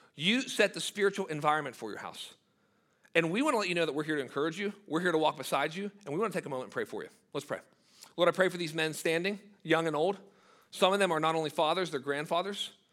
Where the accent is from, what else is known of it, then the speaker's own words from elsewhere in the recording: United States; as an American